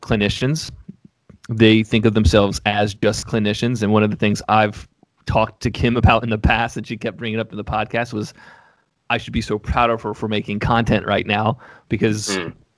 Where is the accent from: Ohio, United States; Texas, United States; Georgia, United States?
Georgia, United States; Atlanta; moved away; I grew up in Atlanta.